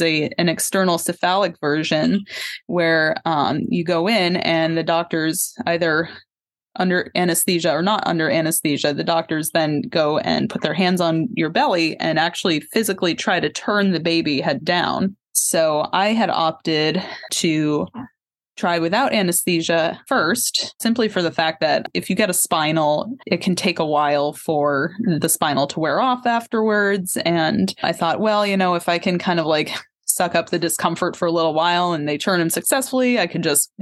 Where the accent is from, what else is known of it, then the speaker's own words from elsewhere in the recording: Tenants Harbor, Maine, United States; So I'm a Maine native, actually. I grew up in Tennant's Harbor.